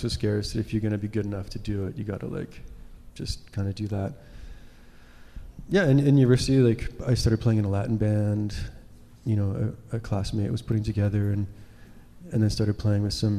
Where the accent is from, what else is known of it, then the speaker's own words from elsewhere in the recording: Regina, Saskatchewan, Canada; moved away; also born or lived in Vancouver; I'm from Saskatchewan.